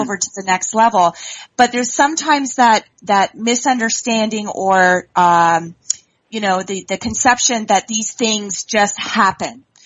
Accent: Canada; being from uh, Canada myself, although I'm in the province of Ontario

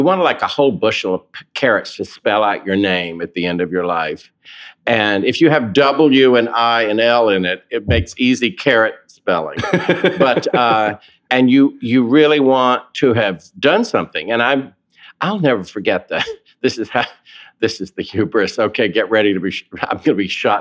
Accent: Raleigh, North Carolina, United States; moved away; also born or lived in Williamsport, Pennsylvania / Seaboard, North Carolina; I was born and raised in Raleigh, North Carolina.

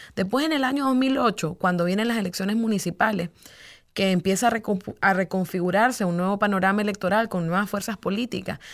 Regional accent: Nicaragua; los nicaragüenses

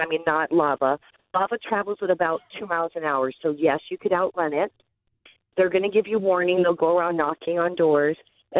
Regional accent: Oahu, Hawaii, United States; I was raised on Oahu, which is west of the Big Island.

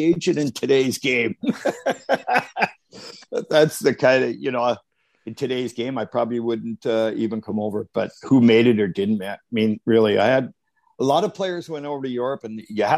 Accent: Arvida, Quebec, Canada; we grew up in Arvida, like I said, there was only snow, no grass

